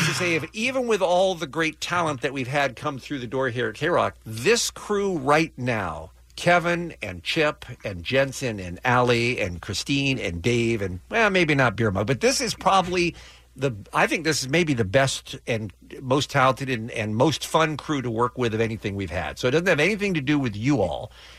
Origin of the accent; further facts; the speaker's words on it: England, United Kingdom; now in United States; I am a British citizen. I was born in England. I lived in England.